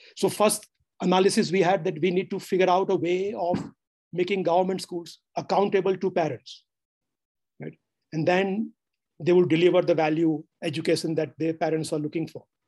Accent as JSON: {"language": "English", "region": "Gujarat", "country": "India", "also_born_or_lived": "United States", "moved": "as an adult", "said": "I'm from Gujarat"}